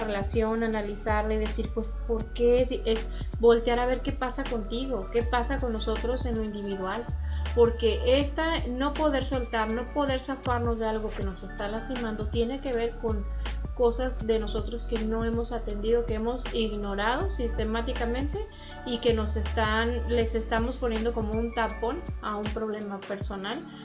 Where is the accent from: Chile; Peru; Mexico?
Mexico; Saltillo, Coahuila; moved away; yo soy de Saltillo